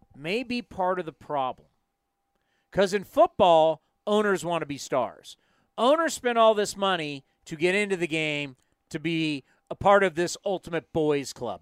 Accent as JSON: {"language": "English", "area": "East Bay", "region": "California", "country": "United States", "tie": "born or raised there", "said": "I grew up in the East Bay"}